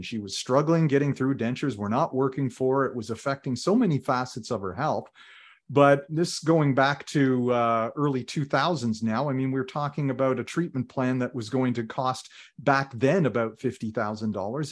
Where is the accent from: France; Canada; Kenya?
Canada; Ottawa, Ontario; also born or lived in Toronto; when I was very young and we moved from Toronto to Ottawa